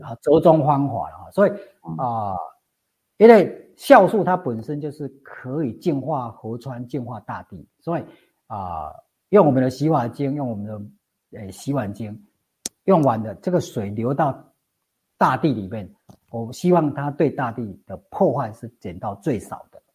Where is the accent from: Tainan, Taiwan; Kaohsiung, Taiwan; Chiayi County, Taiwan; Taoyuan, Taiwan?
Chiayi County, Taiwan; Zhongpu; 我老家是中埔乡